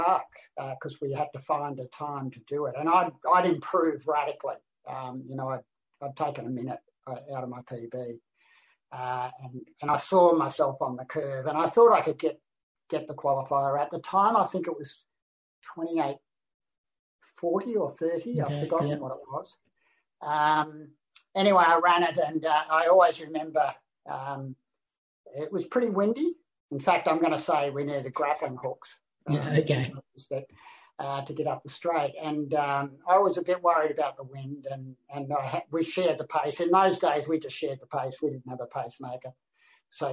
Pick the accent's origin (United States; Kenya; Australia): Australia; I'm the only Australian